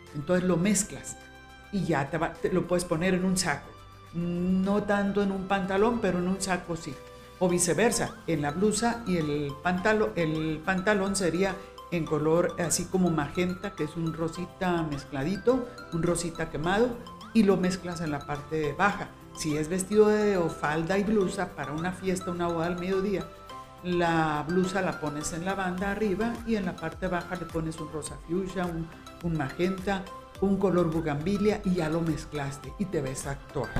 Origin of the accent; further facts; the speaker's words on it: Guamúchil, Sinaloa, Mexico; now in Guadalajara, Mexico; de aquellos años de Guamúchil, Sinaloa, de donde soy yo